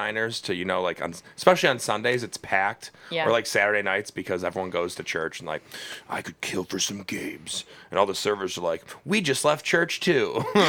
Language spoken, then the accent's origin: English; Cleveland, Ohio, United States; I grew up in Old Brooklyn, which is like on the other side of the Steelyard from downtown.